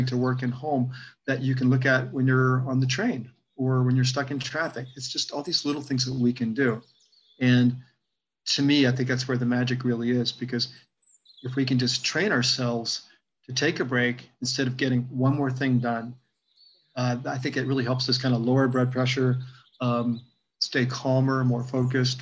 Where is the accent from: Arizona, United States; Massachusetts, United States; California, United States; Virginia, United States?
Virginia, United States; growing up in Virginia